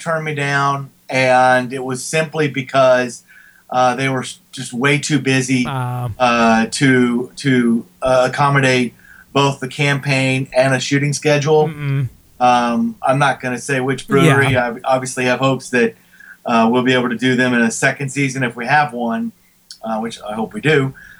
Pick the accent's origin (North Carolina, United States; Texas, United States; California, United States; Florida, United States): Texas, United States; Houston; Carbach, which is in my hometown of Houston